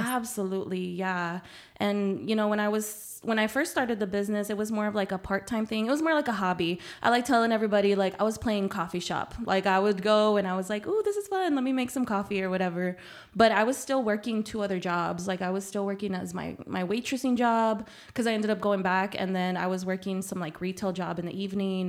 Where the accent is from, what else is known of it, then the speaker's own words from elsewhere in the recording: San Antonio, Texas, United States; first language Spanish; English is a second language; also born or lived in Nuevo Laredo, Mexico; I was born there, um, but I've been raised in San Antonio my whole life